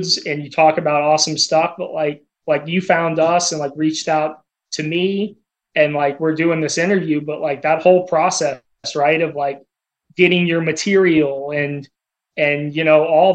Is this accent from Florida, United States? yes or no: yes; Altamonte Springs, Florida, United States; moved away; we're from Orlando, small world, but yeah, grew up in Altamont Springs